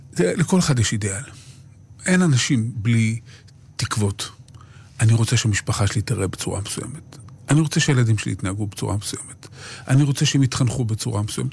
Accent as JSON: {"language": "Hebrew", "town": "Jerusalem", "region": "Jerusalem District", "country": "Israel", "tie": "born or raised there", "said": "כשאני הייתי ילד בשכונת קריית משה בירושלים"}